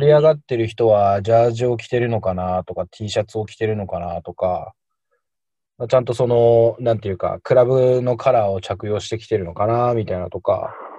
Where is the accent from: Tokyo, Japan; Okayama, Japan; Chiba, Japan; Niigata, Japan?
Tokyo, Japan; moved away as an adult; also born or lived in Shiki, Saitama; now in Asakadai, Saitama, Japan; 東京出身なんですけど、結婚したタイミングで家族で埼玉に